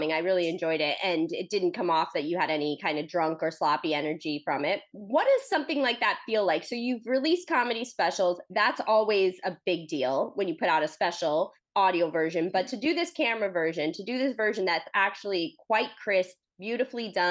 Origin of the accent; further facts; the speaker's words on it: Oakland, California, United States; I'm from Oakland